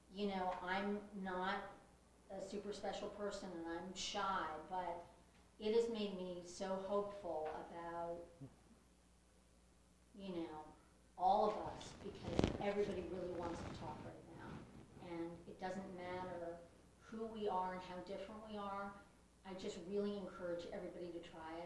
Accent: New York, United States; Being an American and being a woman and being white and being, you know, a New Yorker

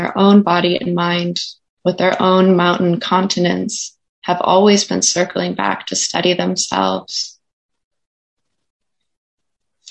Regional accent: Minnesota, United States; moved away; my memory of growing up in Minnesota

